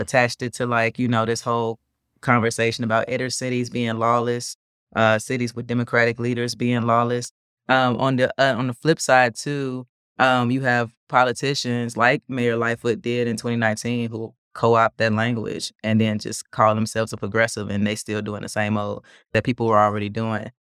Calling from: Chicago, Illinois, United States; I'm calling in from Wicker Park

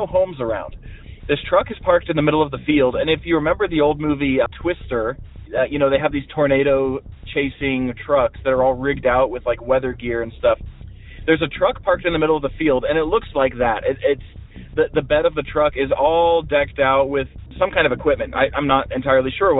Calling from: Montana, United States; I'm calling you from Montana.

